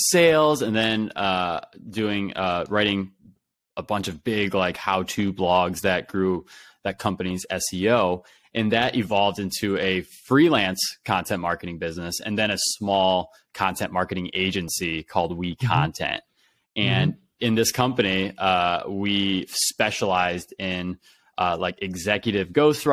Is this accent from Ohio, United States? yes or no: yes; Ohio, United States; I grew up in Ohio